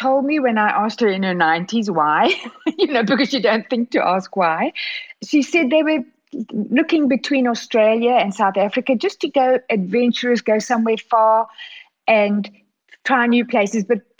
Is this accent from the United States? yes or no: no; Regina, Saskatchewan, Canada; born there; Well, I was born in Regina, Saskatchewan. You couldn't be more Canadian than that.